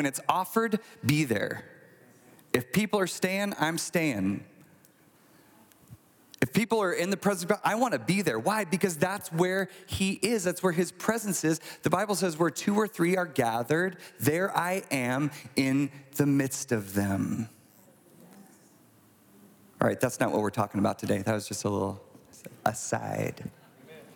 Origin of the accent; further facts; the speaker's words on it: United States; I'm American